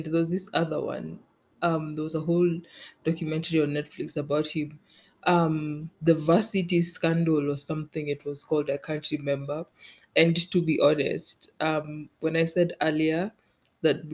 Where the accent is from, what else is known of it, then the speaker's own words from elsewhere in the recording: Kenya; I'm Kenyan